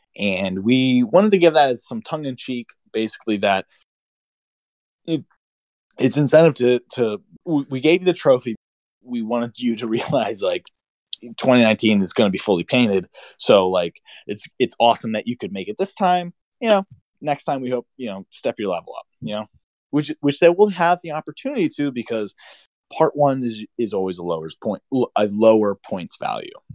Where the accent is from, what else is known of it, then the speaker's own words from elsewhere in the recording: Pennsylvania, United States; I'm from Pennsylvania, so we have to actually pronounce things the way they're supposed to be pronounced